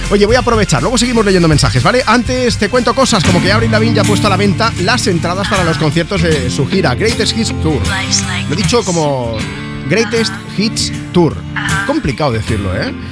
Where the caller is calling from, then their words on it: Ibiza, Balearic Islands, Spain; de Ibiza.